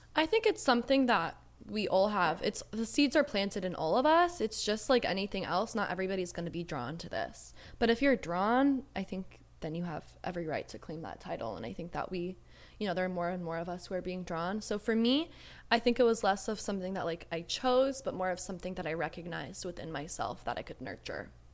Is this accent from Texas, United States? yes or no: no; Georgia, United States; also born or lived in Southern California; now in California, United States; I was born in Southern California and I lived here for a little, for, like, six or seven years, um, but I was raised in the deep south in Georgia